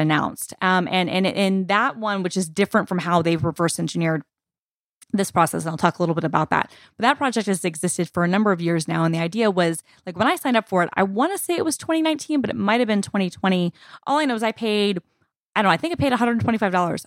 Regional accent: United States; this is me as an American speaking

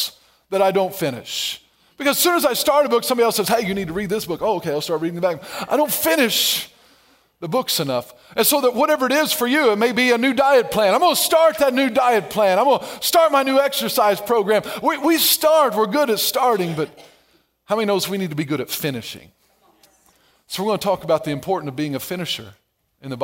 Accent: Ellery, Illinois, United States; I was raised in Ellery, Illinois, not very far from Golden Gate, Illinois

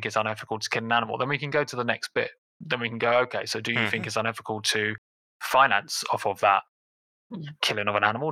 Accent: England, United Kingdom; now in London, United Kingdom; as an English person

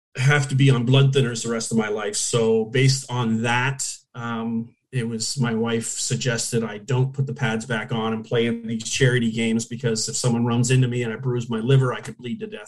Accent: Hamilton, Ontario, Canada; moved away as an adult; now in Orlando, United States; I was born in Hamilton, uh, which is 20 minutes from Toronto, basically

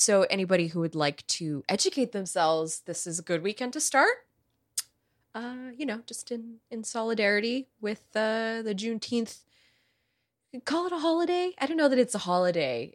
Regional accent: United States; I grew up being educated in the United States of America

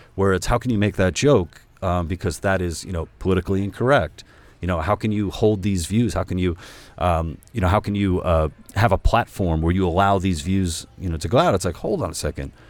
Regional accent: New York, United States; I'm Hispanic from New York

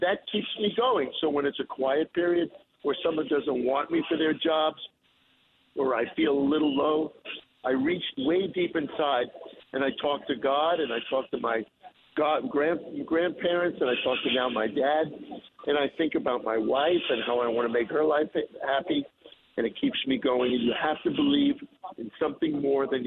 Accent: North Massapequa, New York, United States; I grew up in North Massapequa, the Plain Edge School District. And I got there when I was 7 years old, and I left when I was 17.

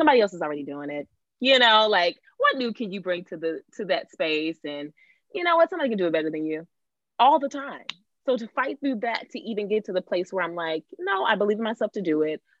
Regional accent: Texas, United States; now in New York, United States; I'm from Texas

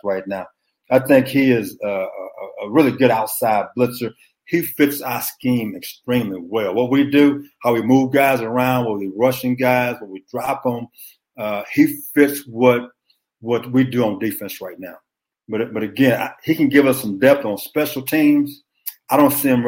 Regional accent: Beaumont, Texas, United States; I'm from Beaumont, Texas

